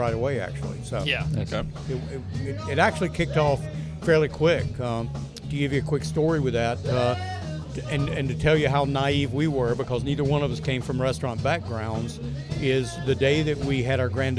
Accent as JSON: {"language": "English", "area": "Appalachian Mountains", "region": "North Carolina", "country": "United States", "moved": "yes", "said": "I'm from North Carolina in the Appalachian Mountains, which is normal"}